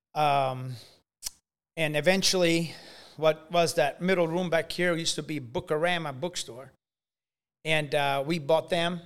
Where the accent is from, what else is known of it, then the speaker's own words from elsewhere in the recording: Italy; also born or lived in Carrollton, Illinois; now in United States; I was growing up in Italy